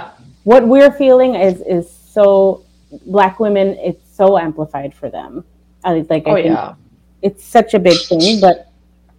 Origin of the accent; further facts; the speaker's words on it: Dallas, Texas, United States; now in Florida, United States; I grew up in Dallas where the weather was super dry